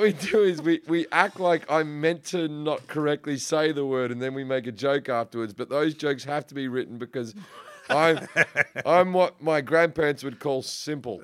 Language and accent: English; Sydney, New South Wales, Australia; moved away as an adult; also born or lived in Perth; now in United States; I'm from Sydney